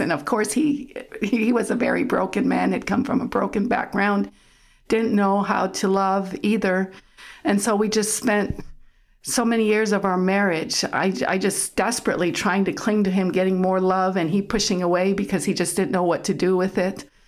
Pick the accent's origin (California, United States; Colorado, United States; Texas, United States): Colorado, United States; Denver; first language German; English is a second language; I was born there in Colorado with both sets of parents, grew up, all my aunts and uncles and grandparents, all German culture